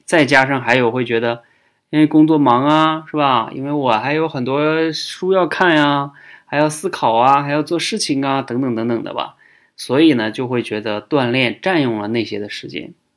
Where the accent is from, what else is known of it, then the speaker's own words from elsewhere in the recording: China; 我们中国人